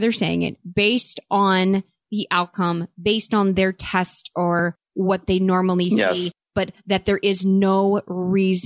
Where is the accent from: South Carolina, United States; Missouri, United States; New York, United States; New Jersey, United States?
Missouri, United States; St. Louis; we are both from St. Louis